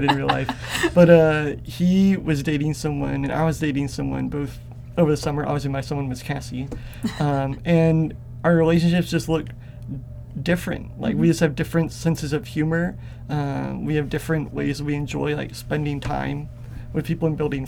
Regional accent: Atlanta, Georgia, United States; I come from Bible Belt Southern culture. I was born in Atlanta, Georgia

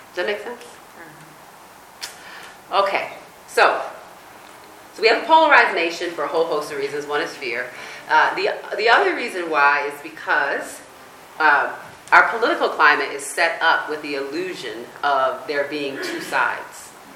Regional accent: United States; I grew up in on the East Coast, where near the Chesapeake Bay

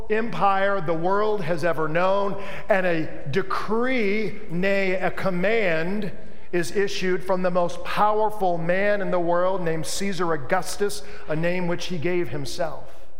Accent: Tennessee, United States; also born or lived in Mississippi; Nazareth, look, I'm from Tennessee. I was born in Mississippi.

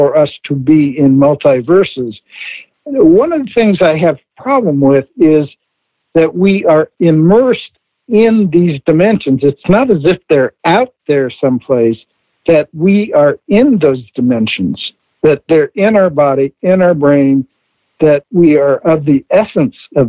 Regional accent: Indiana, United States; I grew up in Indiana

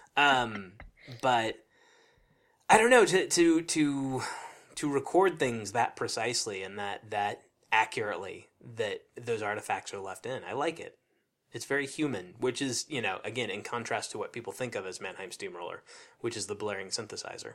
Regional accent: Nebraska, United States; growing up in Nebraska

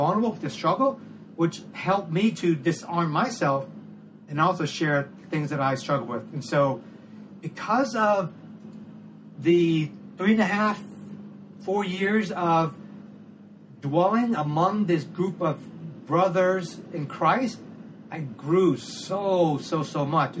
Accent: Cambodia; now in Thailand; my home country in Cambodia

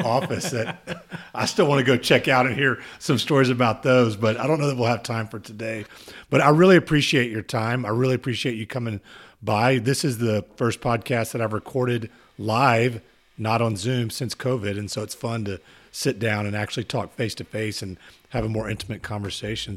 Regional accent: Katy, Texas, United States; I grew up in Katy my entire life

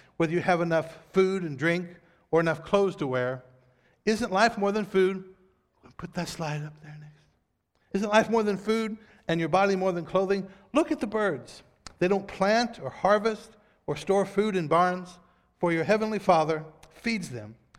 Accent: United States; we as American Christians

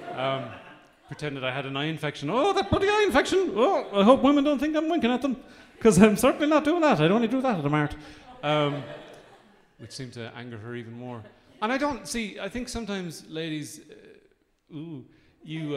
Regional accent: Midlands, Ireland; I come from the Midlands

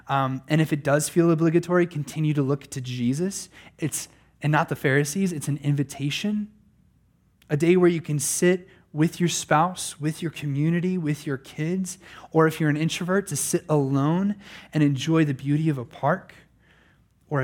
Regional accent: Pennsylvania, United States; I remember in my own lifetime, just a boy growing up in Pennsylvania, that I never heard the sound of a lawnmower on Sunday.

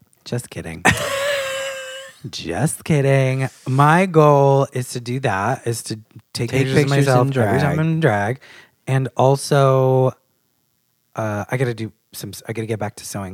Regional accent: Portsmouth, New Hampshire, United States; I grew up in Portsmouth, New Hampshire.

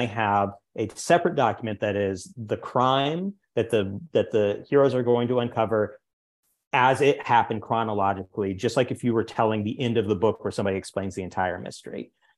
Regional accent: the Ozarks, United States; I'm from the Ozarks originally. So a lot of my earlier work takes place with like poor white criminals, kind of hard scrabble through the world.

